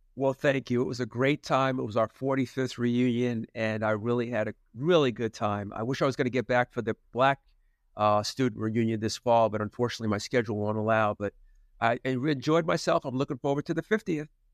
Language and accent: English; New Jersey, United States; moved away; where I grew up in New Jersey